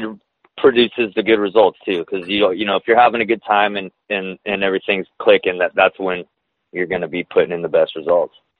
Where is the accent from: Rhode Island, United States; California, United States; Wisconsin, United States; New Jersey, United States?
California, United States; Glendale; I grew up in Glendale, California